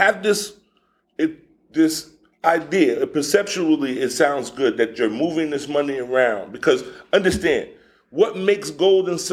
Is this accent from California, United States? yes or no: no; New York, United States; moved away as an adult; now in Alabama, United States; I'm from New York